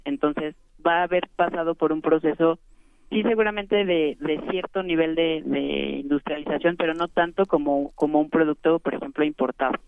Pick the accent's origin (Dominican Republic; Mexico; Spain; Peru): Mexico; nuestro país